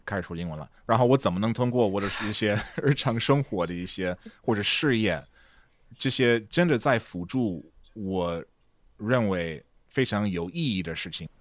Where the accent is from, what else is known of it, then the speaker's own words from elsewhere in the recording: Marshall, Texas, United States; Chinese is a second language; moved away as an adult; also born or lived in Beijing; 那时候我已经回到我老家了，马歇尔，呃，特别小，两万五千个人，这个人口